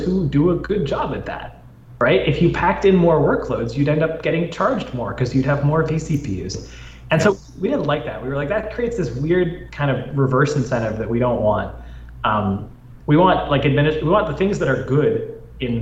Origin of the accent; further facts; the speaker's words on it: Canada; moved away; my home country, Canada